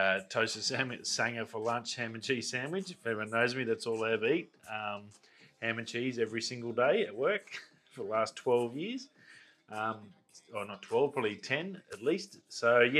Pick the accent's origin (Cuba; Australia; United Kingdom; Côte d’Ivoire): Australia; Darwin, Northern Territory; growing up in Darwin, like, I know the city back to front